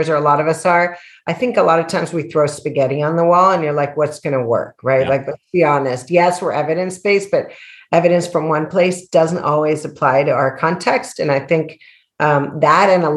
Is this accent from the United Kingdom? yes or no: no; El Salvador; I'm a woman from El Salvador